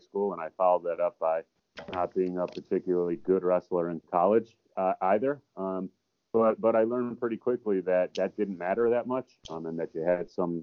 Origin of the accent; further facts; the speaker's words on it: Buffalo, New York, United States; I grew up in near Buffalo, New York.